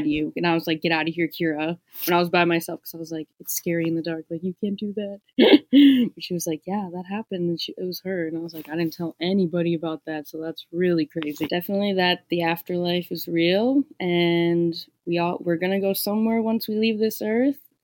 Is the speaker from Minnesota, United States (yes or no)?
yes; Minnesota, United States; I'm from Minnesota